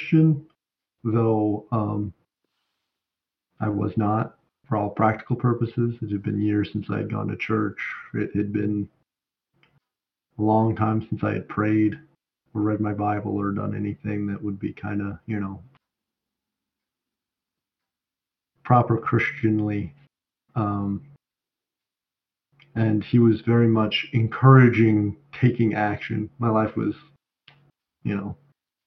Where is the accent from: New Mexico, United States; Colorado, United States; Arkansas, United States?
Colorado, United States; Colorado Springs; I'm from Colorado Springs